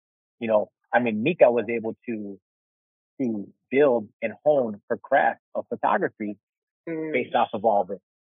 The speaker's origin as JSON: {"language": "English", "town": "Chicago", "region": "Illinois", "country": "United States", "tie": "born or raised there", "said": "growing up in Chicago when I did"}